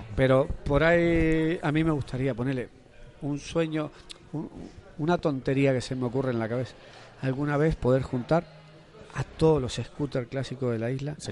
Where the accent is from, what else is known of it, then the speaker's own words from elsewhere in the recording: Argentina; moved away as an adult; now in Mallorca, Spain; yo soy argentino, llevo casi 20 años.